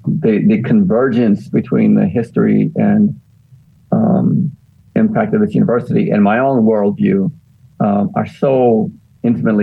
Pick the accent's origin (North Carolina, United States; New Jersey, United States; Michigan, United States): Michigan, United States; Detroit; moved away; also born or lived in Daytona Beach; I am from Detroit